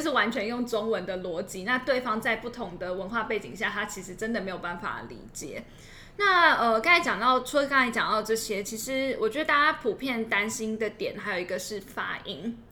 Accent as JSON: {"language": "Chinese", "country": "Taiwan", "tie": "born or raised there", "said": "像我们自己两位，呃，也都是在台湾土生土长长大的"}